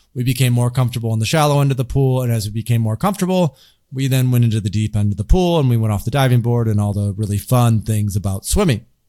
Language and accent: English; Grand Rapids, Michigan, United States; I grew up in the Midwest in, in, in Grand Rapids, Michigan, pretty traditional part of the United States